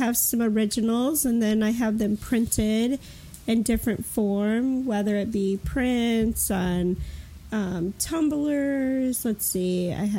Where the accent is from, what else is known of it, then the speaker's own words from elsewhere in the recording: Michigan, United States; now in Dayton, United States; I live in Dayton, Ohio. I'm actually from Michigan, though.